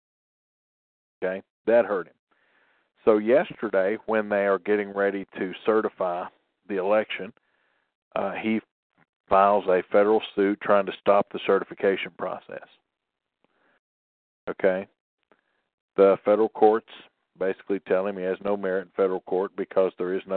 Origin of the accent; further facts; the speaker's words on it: Tennessee, United States; I'm from Tennessee.